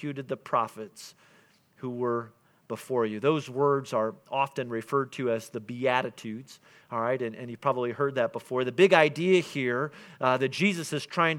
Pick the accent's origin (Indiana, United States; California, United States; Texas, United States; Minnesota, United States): Indiana, United States; we're from Indiana